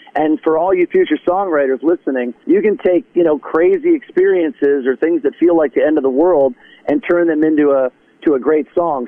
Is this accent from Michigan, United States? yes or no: yes; Detroit, Michigan, United States; moved away as an adult; also born or lived in Grosse Pointe, Michigan; now in Nashville, United States; I was born and raised in South Detroit